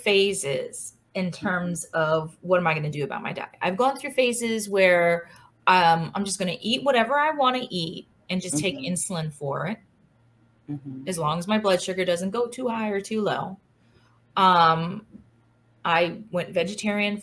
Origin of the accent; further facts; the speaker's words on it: Baltimore, Maryland, United States; I grew up in Highlandstown. I walked to St. Louis mm-hmm. where I went to school